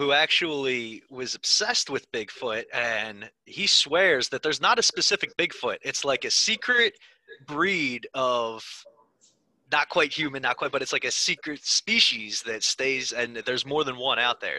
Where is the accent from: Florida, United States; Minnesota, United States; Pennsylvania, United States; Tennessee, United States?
Pennsylvania, United States; Philadelphia; I'm from Philly. Why do I give that New York accent?